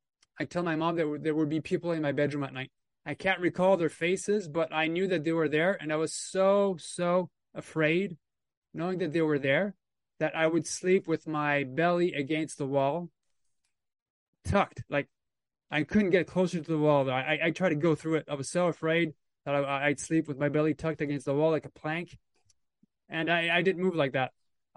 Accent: Temagami, Ontario, Canada; So like you said, I'm a Canadian experiencer. I was born in 75 in Ontario, Canada. So I was raised in a small village, let's say, a small town called Tomogamy, Ontario.

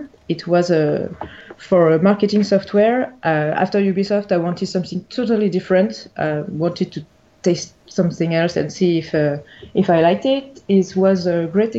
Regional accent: Paris, Île-de-France, France; I was born and raised in Paris in France

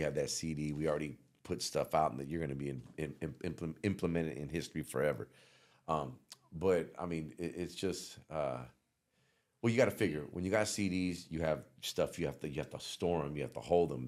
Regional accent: the Bay Area, California, United States; moved away; also born or lived in the South; I came from the Bay and went down south

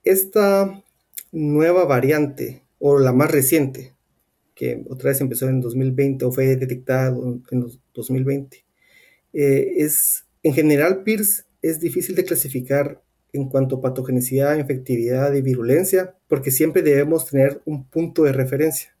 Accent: Guatemala; moved away; yo soy de Guatemala

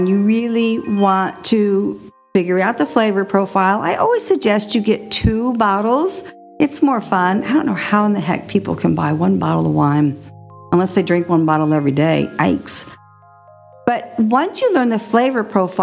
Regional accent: Texas, United States; now in Gulfport, Florida, United States; I am a Texan. I was raised there

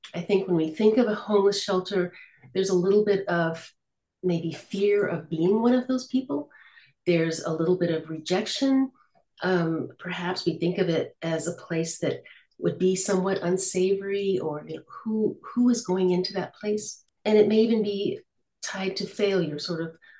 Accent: United States; now in Lille, France; I am American, but I live in France. I live in the north of France, in Lille

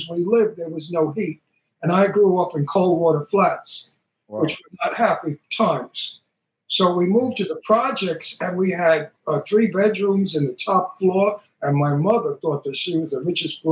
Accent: New York City, New York, United States; accent: Brooklyn; I'm from Brooklyn. I'm Italian

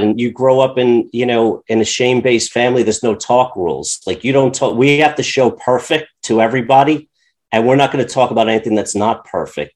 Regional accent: Long Island, New York, United States; I grew up on Long Island

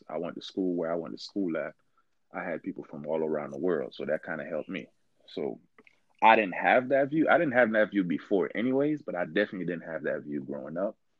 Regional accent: Miami, Florida, United States; also born or lived in Haiti; i grew up in Miami, but I was born in Haiti. Like I spent like I spent like um I came to I came to the US when I was like 9

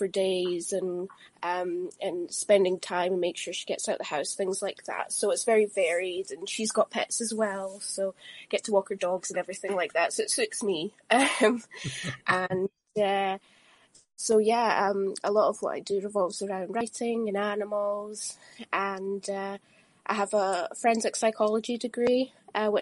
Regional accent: East Calder, Scotland, United Kingdom; also born or lived in Edinburgh; I was born in New Scotland, originally West Lothian, East Calder, in West Lothian, and subsequently Edinburgh, lived in Marchmont and Ball Green, and now I live in South Queensferry

